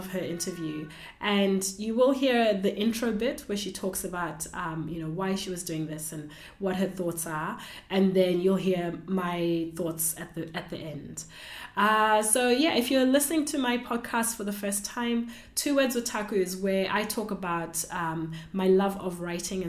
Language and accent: English; Zimbabwe; moved away as an adult; now in Australia; I was born in Zimbabwe and I live in Australia.